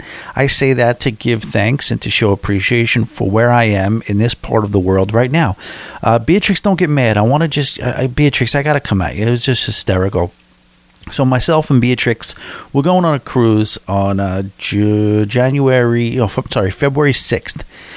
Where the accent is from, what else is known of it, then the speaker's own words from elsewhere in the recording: Florida, United States; But either way, we are from South Florida, sunny South Florida.